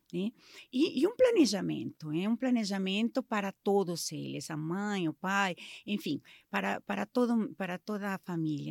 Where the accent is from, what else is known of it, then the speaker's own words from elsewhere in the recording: Mexico; Portuguese is a second language; moved away as an adult; now in Brazil; Sou mexicana, sou, sou mãe da Anaí do Rafael já faz 20, quase 25 anos que moro aqui no Brasil